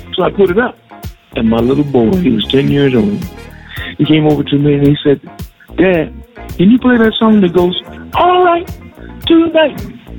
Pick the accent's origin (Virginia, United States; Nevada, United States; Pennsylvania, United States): Pennsylvania, United States; Pittsburgh; moved away; I was home in my hometown, Pittsburgh, Pennsylvania.